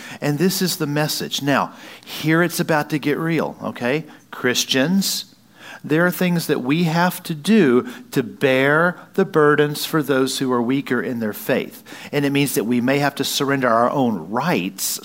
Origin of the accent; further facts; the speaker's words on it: Wisconsin, United States; Don't look at me like I'm not from Wisconsin